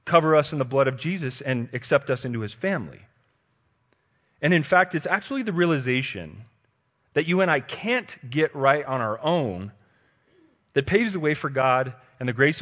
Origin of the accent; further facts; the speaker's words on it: Denver, Colorado, United States; And I'm a Colorado native. I was born and raised in Denver.